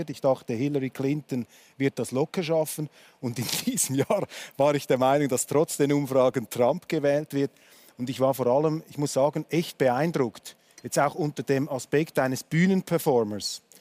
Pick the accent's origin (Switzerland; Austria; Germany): Switzerland; Das hat für mich als Schweizer etwas Tröstliches